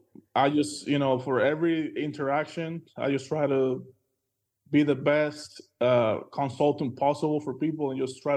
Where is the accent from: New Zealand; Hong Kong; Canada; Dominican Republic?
Dominican Republic; moved away as an adult; now in Oklahoma, United States; born and raised in the Dominican Republic, you know, an island in the Caribbean